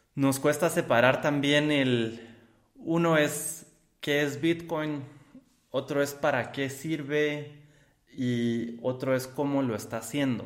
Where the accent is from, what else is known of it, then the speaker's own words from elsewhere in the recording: Guatemala; me pongo como guatemalteco